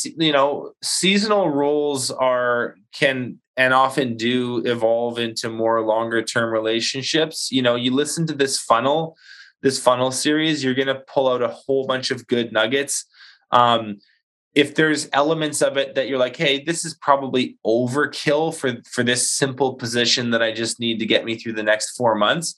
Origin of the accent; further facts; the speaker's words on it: Canada; we're Canadian